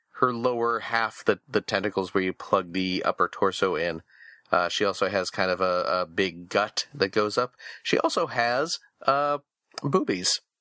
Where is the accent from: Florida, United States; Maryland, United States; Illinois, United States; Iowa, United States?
Illinois, United States; outside Chicago; when I was a kid in, uh, growing up outside Chicago